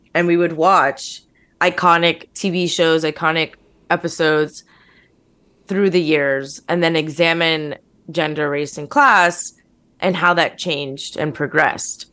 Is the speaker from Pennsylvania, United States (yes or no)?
yes; the Poconos, Pennsylvania, United States; moved away as an adult; now in New York, United States; my hometown's, like, a very small town. Like, I'm from the Poconos